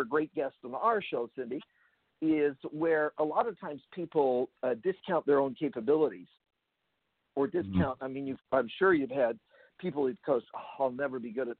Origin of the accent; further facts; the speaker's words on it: Abbotsford, British Columbia, Canada; also born or lived in Vancouver, Canada; Actually born in the city of Abbotsford